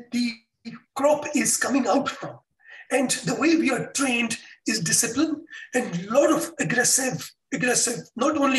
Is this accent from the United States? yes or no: no; Pakistan; moved away as an adult; also born or lived in Russia / United Arab Emirates; I'm from Pakistan